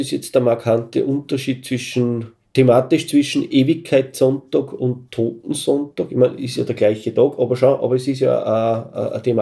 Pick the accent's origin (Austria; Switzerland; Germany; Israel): Austria; Salzkammergut; bei uns in Salzkammergut